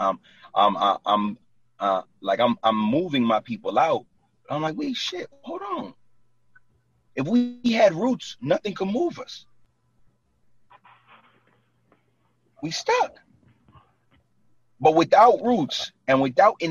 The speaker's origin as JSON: {"language": "English", "town": "New York City", "region": "New York", "country": "United States", "tie": "born or raised there", "moved": "as an adult", "lives_now": "New Jersey, United States", "said": "I was born and raised in Brooklyn. Like, and I live in Jersey for the last 9 years. I'm still from Brooklyn"}